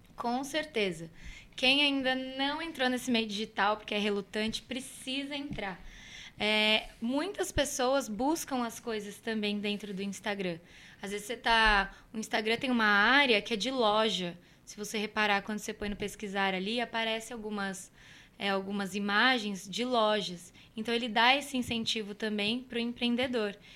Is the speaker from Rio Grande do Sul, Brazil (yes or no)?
no; Cruzeiro, São Paulo, Brazil; moved away as an adult; Foi em 2013 que eu saí de Cruzeiro, que eu fui para São Paulo